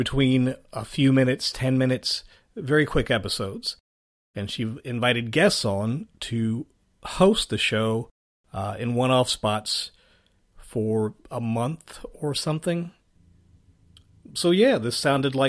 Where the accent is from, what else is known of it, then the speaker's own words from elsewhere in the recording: Richmond, Virginia, United States; my hometown of Richmond, Virginia